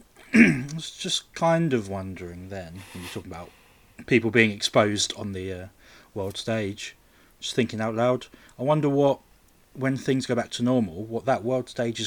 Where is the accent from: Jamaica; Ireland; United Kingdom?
United Kingdom; Watford, East of England; they were meant to come and wrestle in my hometown.